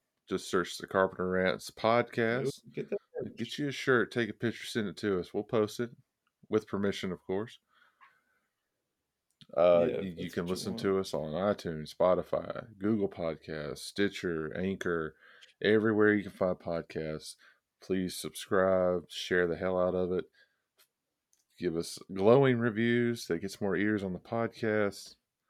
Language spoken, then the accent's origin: English; the South, United States; we're all from the South